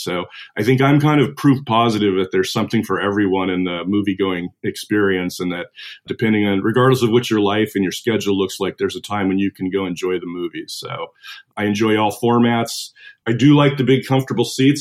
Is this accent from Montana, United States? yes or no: yes; Missoula, Montana, United States; I grew up in Western Montana in uh, Missoula